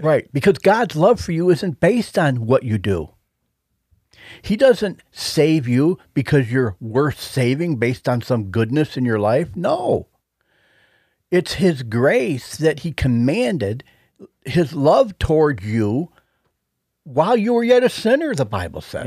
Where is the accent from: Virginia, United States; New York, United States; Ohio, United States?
New York, United States; Buffalo; our hometown team